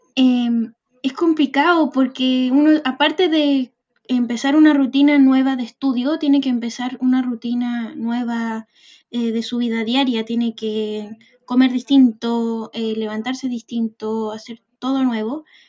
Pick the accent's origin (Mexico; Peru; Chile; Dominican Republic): Chile; Arica, Arica y Parinacota; moved away as an adult; now in Santiago, Chile; soy de Arica y me vine a estudiar eh, a Santiago